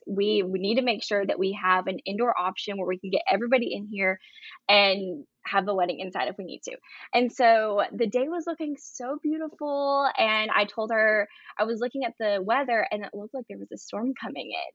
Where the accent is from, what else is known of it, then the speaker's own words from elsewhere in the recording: Brevard, North Carolina, United States; I'm from Brevard, North Carolina.